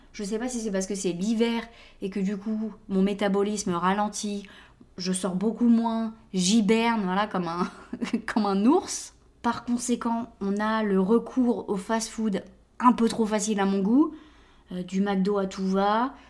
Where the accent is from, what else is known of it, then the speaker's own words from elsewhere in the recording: France; now in United States; Je l'ai vu en grandissant en France